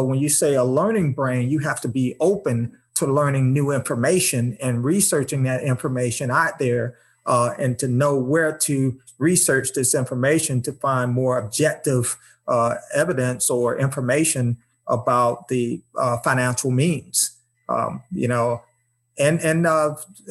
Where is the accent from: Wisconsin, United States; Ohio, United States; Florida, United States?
Florida, United States; Tampa; growing up in Tampa in a single parent home with my mom